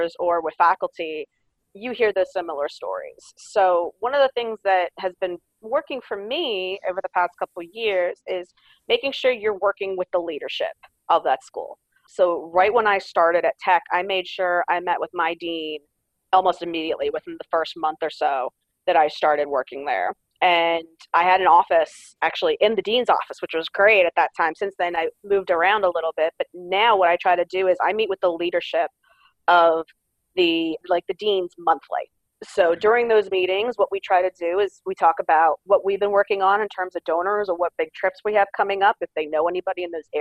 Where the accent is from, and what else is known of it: outside of Philadelphia, Pennsylvania, United States; born or raised there; moved away as an adult; also born or lived in Long Island, New York; now in Tennessee, United States